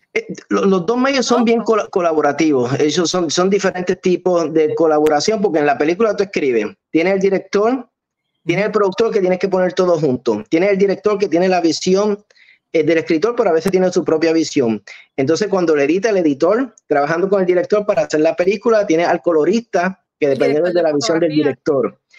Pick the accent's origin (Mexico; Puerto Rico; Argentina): Puerto Rico; Arecibo; now in Hollywood, United States; De Arecibo Puerto Rico